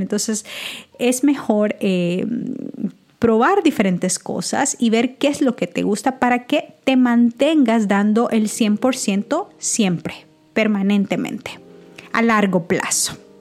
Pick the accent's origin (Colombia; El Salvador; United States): El Salvador; moved away; todavía estaba en mi país, en El Salvador